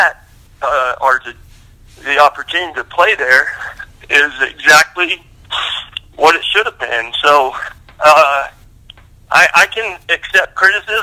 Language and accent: English; Lubbock, Texas, United States; I grew up in Lubbock, Texas